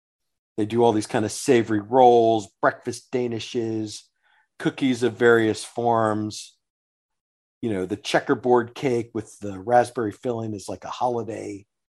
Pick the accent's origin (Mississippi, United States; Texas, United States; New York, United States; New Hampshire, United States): Texas, United States; Sugar Land; I grew up in Sugar Land